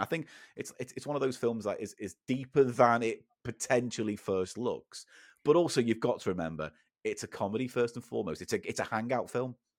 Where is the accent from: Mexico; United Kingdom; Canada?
United Kingdom; the Wirral, North West England; where I grew up in the Wirral